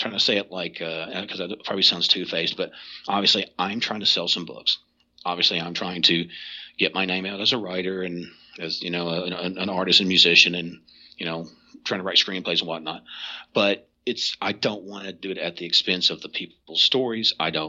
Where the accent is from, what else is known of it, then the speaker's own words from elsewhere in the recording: Kentucky, United States; well, I'm from Eastern Kentucky, I don't want to just read one about over here out west